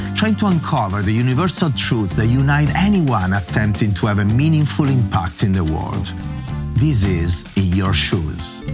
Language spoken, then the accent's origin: English; Varese, Lombardy, Italy; I come from the same city in the north of Italy, from Varese